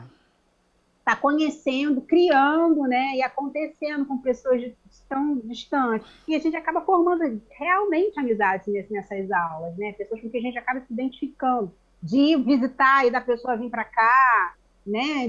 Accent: Rio de Janeiro, Brazil; a gente é do Rio

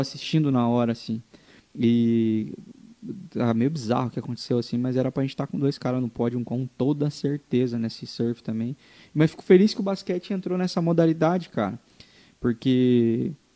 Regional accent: interior of Paraná, Brazil; eu sou de uma cidade do interior do Paraná

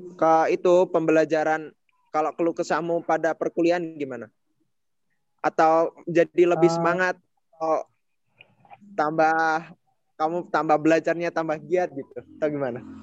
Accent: rural Java, Indonesia; moved away; aku Jawa pelosok

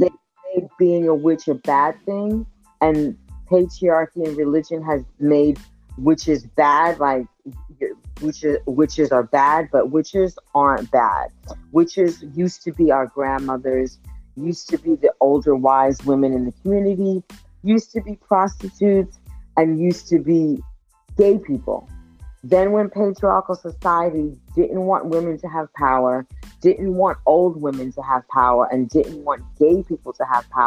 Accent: New York City, New York, United States; I'm born in Queens, raised between Queens and Brooklyn

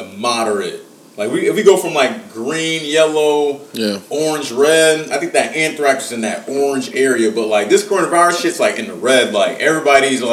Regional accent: Cincinnati, Ohio, United States; We're just from Cincinnati

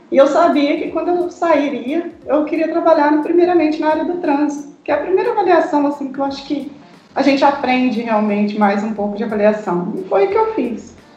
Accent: Minas Gerais, Brazil; Certo, eu sou mineira, sim.

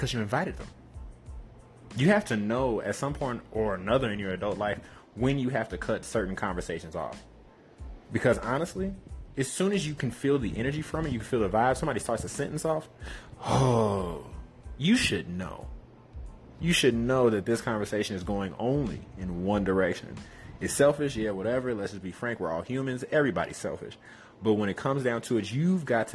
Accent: Chicago, Illinois, United States; growing up in Chicago

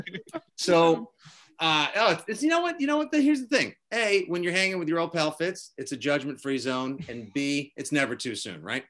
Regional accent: South Shore of Boston, Massachusetts, United States; Born and raised on the South Shore of Boston, the pride of Masholia

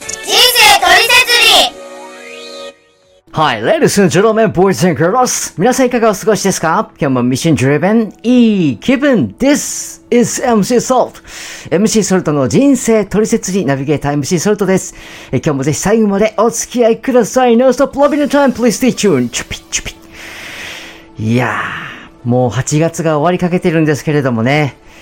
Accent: Miyagi, Japan; born or raised there

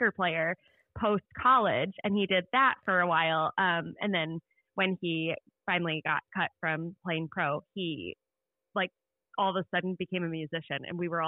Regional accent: Indiana, United States; I grew up in Indiana

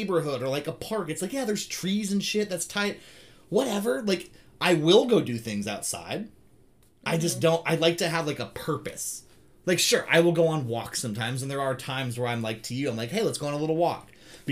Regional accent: Tehachapi, California, United States; I grew up in Tehachapi, California

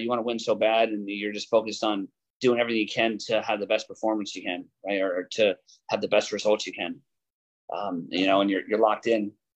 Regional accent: 30 minutes from Blair, New Jersey, United States; moved away as an adult; now in Ithaca, United States; my hometown is only 30 minutes from Blair

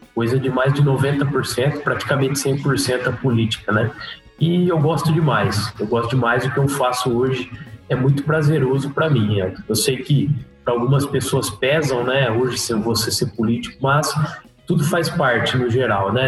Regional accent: Macatuba, São Paulo, Brazil; also born or lived in Lençóis Paulista; eu nasci, nasci na, em Lençóis Paulista, mas logo já, já fui para a usina São José, correto? Porque lá na usina São José eu morei é, mais ou menos 13, 14 anos da minha vida.

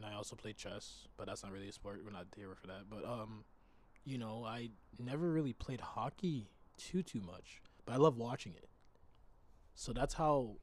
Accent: United States; But then obviously as an American, I still watch Sunday football

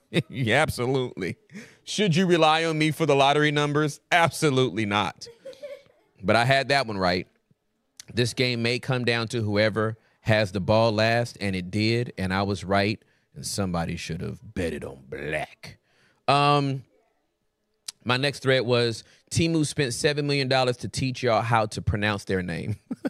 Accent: the South, United States; I'm from the South. We do what we want with vowels.

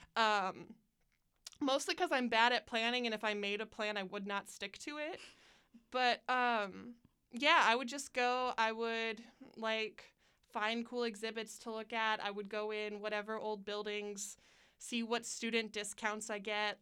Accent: Pendleton, Indiana, United States; also born or lived in Muncie, Indiana; I moved to um, Pendleton, Indiana, and then I lived there till I was 17

